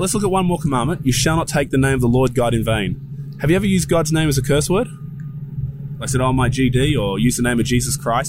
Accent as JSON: {"language": "English", "country": "Australia", "said": "I'm from Australia, and I've been told this is the Bible Belt here in Georgia."}